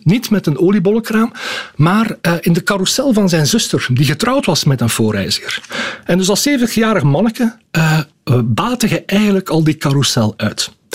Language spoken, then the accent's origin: Dutch; Schellebelle, Flanders, Belgium; now in Ghent, Belgium; ik kom zelf eigenlijk uit Schellebel. Ik ben een aangespoelde Gentenaar.